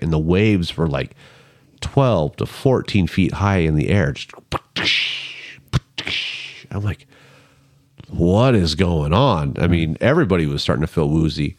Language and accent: English; California, United States; moved away; also born or lived in Sacramento; I'm from California